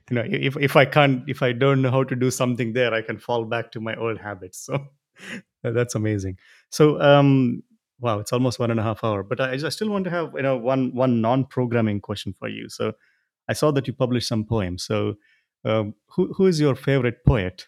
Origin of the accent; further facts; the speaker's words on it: India; I'm, I'm from India